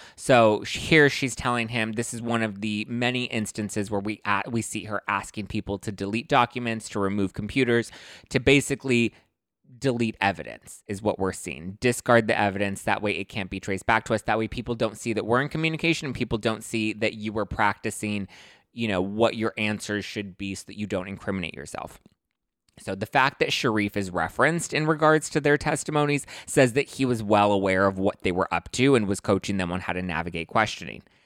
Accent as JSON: {"language": "English", "town": "Los Angeles", "region": "California", "country": "United States", "said": "I'm from East L"}